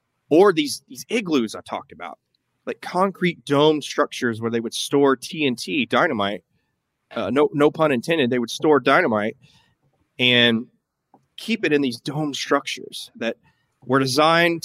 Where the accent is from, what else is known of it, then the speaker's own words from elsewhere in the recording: Tennessee, United States; where I grew up in Tennessee